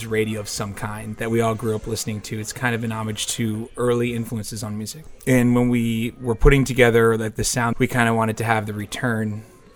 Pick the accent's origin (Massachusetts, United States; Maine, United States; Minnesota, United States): Maine, United States; now in Hartford, United States; I grew up in Maine, the great state of Maine.